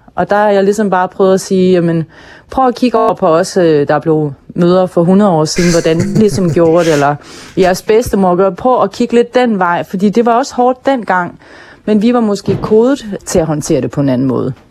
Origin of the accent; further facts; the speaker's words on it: Hirtshals, North Denmark Region, Denmark; min opvækst i Hirtshals og den tid, jeg voksede op i Hirtshals